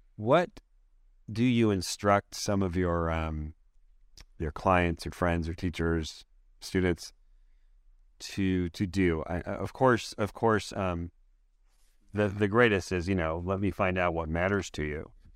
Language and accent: English; Canada; I'm a Canadian.